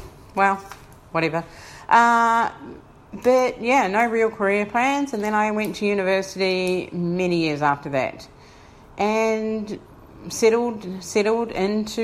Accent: Wellington, New Zealand; moved away as an adult; now in Brisbane, Australia; I was born in Wellington, New Zealand

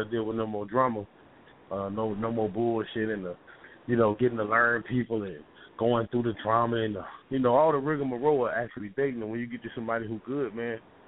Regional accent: Omaha, Nebraska, United States; also born or lived in Tampa, Florida / Bay Area, California; But yeah, I'm from the Midwest. You know what I'm saying? Born in the hometown of Malcolm X, Omaha, Nebraska. Also raised some in the South, Tampa, Florida. I lived in the Bay on the West Coast.

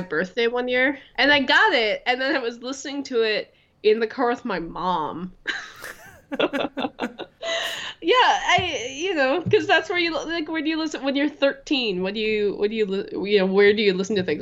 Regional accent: Minneapolis, Minnesota, United States; now in Durham, United States; I grew up in Minneapolis, Minnesota.

